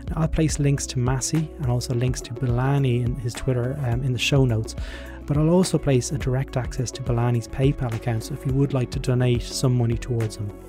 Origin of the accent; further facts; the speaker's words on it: Ireland; As an Irish person, I am extremely embarrassed that this scheme is still in existence.